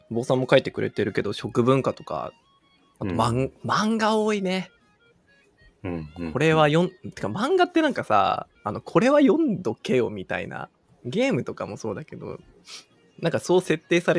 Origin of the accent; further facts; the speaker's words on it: Tokyo, Japan; 生まれも育ちも、東京で来てしまっているので。